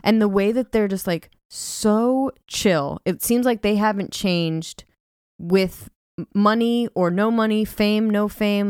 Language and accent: English; California, United States; moved away; I'm from California